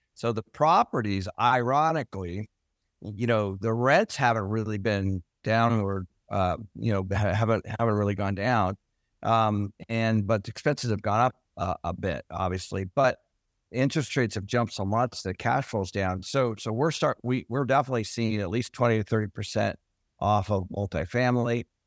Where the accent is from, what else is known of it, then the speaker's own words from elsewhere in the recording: Everett, Washington, United States; I grew up in Everett